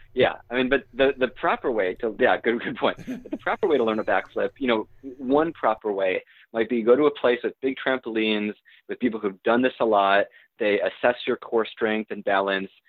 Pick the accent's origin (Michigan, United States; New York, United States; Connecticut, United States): Michigan, United States; moved away; my, my hometown in, in Michigan